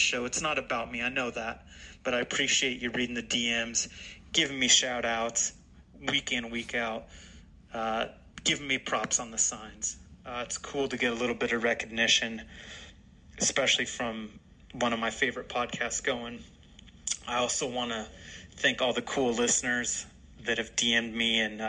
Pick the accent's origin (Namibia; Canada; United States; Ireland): United States; Portland, Oregon; coming from Portland, Oregon, my hometown, the Rose City